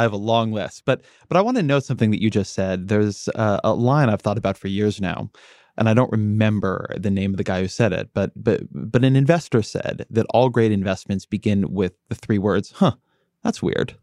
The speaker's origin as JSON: {"language": "English", "country": "United States", "said": "I'm American."}